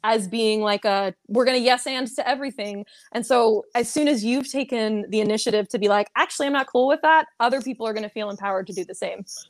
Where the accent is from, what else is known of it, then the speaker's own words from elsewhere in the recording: Seattle, Washington, United States; moved away as an adult; now in Orlando, United States; I'm originally from the Seattle area